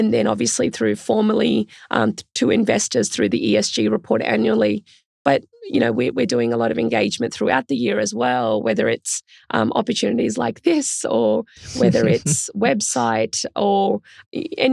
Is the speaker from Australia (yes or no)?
yes; Australia; also born or lived in India; I was born in India, which was a developing country then, isn't so much now. And my family migrated to Australia when I was quite young